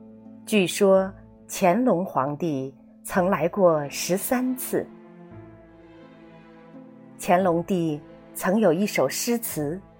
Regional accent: Wutai Mountain, Xinzhou, Shanxi, China; 我家乡的一个名胜之地——五台山。五台山位于山西省忻州市五台县境内，

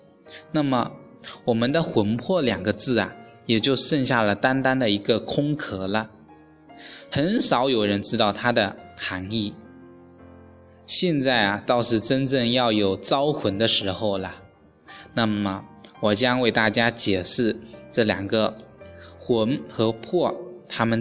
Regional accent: China; 外国人呢以出生日期为生日，计算年龄。我们中国人呢是以这个精卵结合的瞬间为生命的开始。

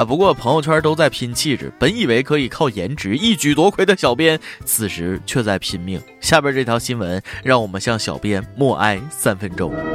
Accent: China; 作为中国人

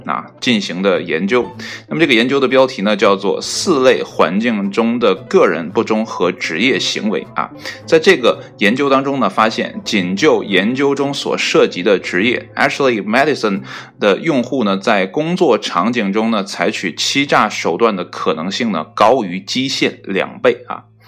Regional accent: China; 以我们中国人的观点来看

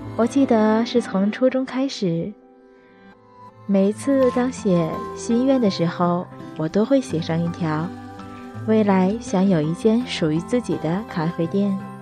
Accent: Tianjin, China; 相信如果你也生活在天津，或者曾经生活在天津，一定应该知道这个节目。不错。我也是听着那个节目慢慢长大的。

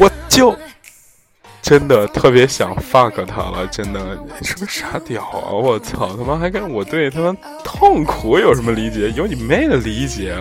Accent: Zhengzhou, Henan, China; moved away; also born or lived in Europe; 有一些原因必须得回我家乡嘛，郑州嘛

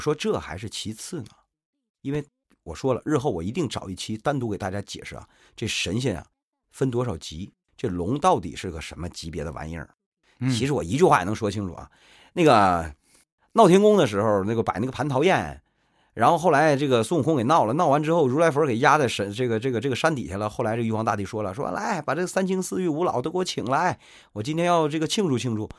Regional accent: Northeast China, China; accent: Northeastern dialect; 我们东北话

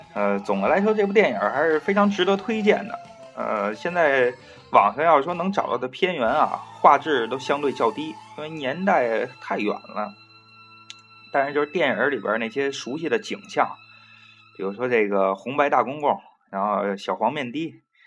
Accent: Beijing, China; 我本人啊，我打小在这个 前门，前门外那边儿，就是几辈儿人都在那边儿住，就是大栅栏儿那儿

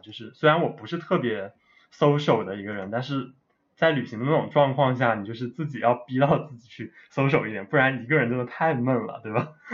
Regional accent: China; 所以我一个中国人也可以去教嘛

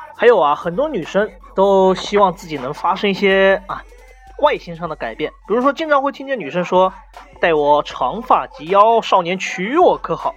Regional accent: China; 我们中国人

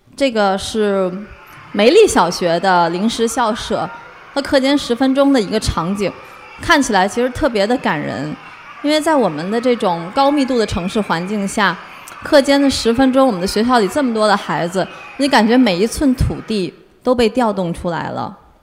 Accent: Tianjin, China; 我是天津人，这个是我初中和高中生活了六年的校园，天津一中

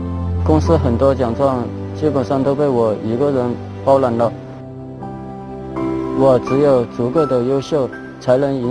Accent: Chongqing, China; 我是一名来自重庆的空调安装工。

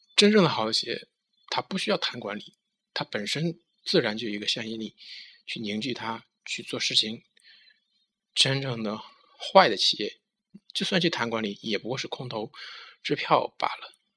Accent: China; 我们中国人

